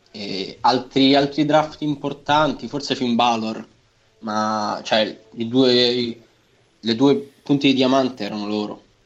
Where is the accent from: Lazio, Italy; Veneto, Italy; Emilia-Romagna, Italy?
Lazio, Italy; Nettuno; sono di Nettuno, cioè un, pa- no, un paesino no, una città poco fuori, poco fuori, 70 km fuori Roma